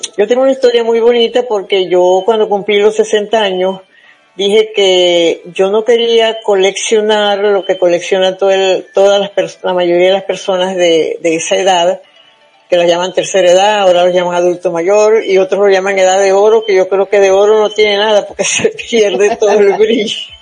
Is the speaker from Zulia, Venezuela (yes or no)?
yes; Zulia, Venezuela; moved away; el estado donde yo nací, en el estado Zulia